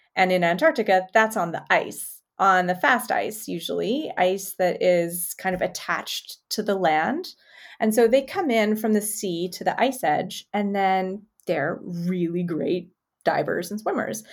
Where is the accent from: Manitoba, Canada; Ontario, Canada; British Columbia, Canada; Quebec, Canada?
Manitoba, Canada; Winnipeg; now in Las Vegas, United States; I grew up in Winnipeg.